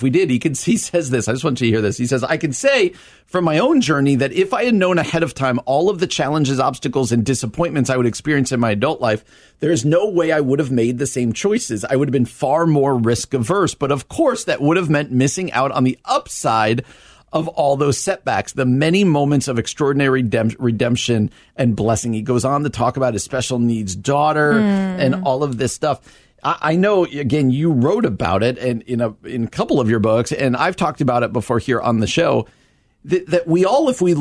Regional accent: New Jersey, United States; moved away; I grew up in New Jersey

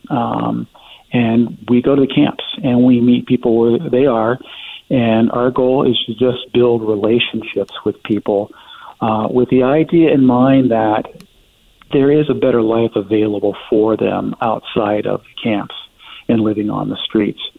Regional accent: Denver, Colorado, United States; I, I come from Denver, which has, you know, it has uh, its own issues with homelessness

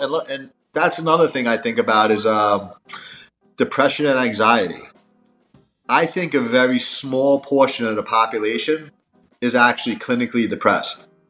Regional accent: New York, United States; moved away; also born or lived in Miami; I'm from New York and I lived in Miami

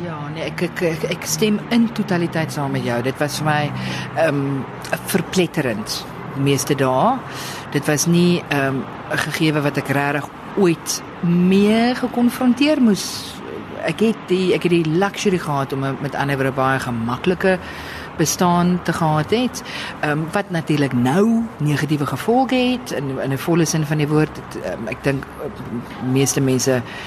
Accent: Stellenbosch, Western Cape, South Africa; ek het op Stellenbosch groot geword

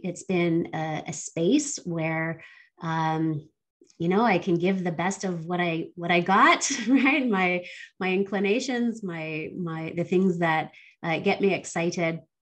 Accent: Barbados; now in Canada; I was born here in Canada, um, but I spent uh, a number of my formative years in Barbados uh, in the Caribbean

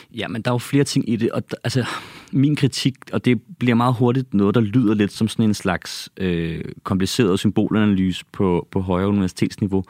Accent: Copenhagen, Capital Region of Denmark, Denmark; also born or lived in Ballerup; Jeg er opvokset og født i København, opvokset i Ballerup og på Christianshavn.

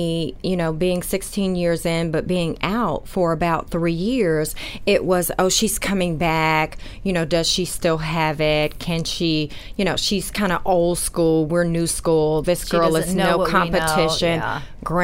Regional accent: New York, United States; Yes, New York is my hometown. So, you know, this is great coming home on the season finale.

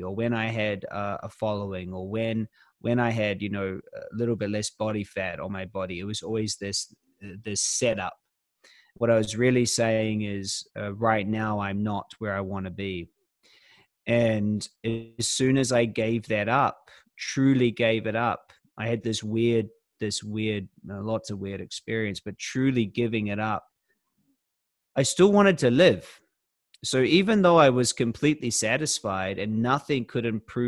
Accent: New Zealand; now in Australia; I'm from New Zealand originally

